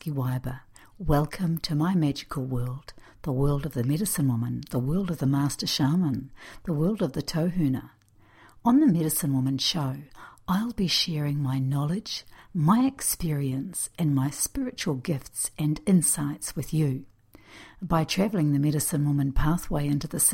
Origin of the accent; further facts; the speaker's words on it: New Zealand; I'm a New Zealander of Native American Cherokee and Russian descent